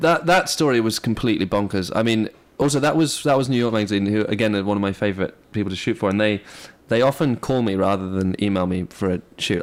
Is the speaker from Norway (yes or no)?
no; England, United Kingdom; moved away; I grew up in England